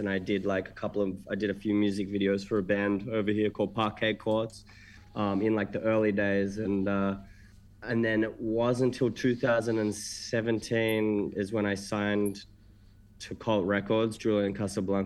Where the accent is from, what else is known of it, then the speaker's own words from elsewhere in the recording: Melbourne, Victoria, Australia; moved away as an adult; now in New York, United States; I'm from Melbourne, Melbourne, Victoria in Australia